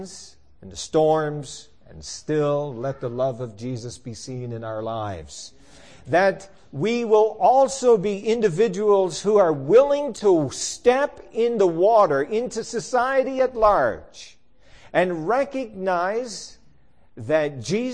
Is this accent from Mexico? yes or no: no; Newfoundland and Labrador, Canada; I grew up in Newfoundland, where there were no such thing as hot springs